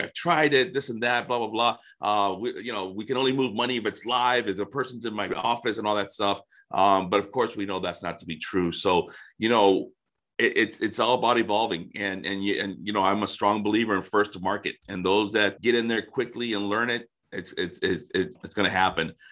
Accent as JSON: {"language": "English", "region": "Florida", "country": "United States", "tie": "born or raised there", "also_born_or_lived": "Detroit area, Michigan", "moved": "yes", "lives_now": "Detroit, United States", "said": "I grew up in Florida and somehow I ended up up here"}